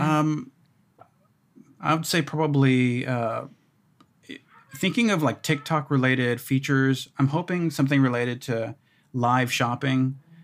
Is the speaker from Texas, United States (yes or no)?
yes; Houston, Texas, United States; I grew up in Houston.